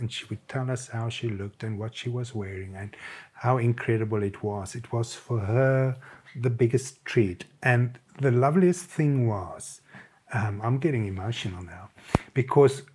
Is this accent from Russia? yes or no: no; South Africa; moved away as an adult; now in London, United Kingdom; the British were always part of who we were in South Africa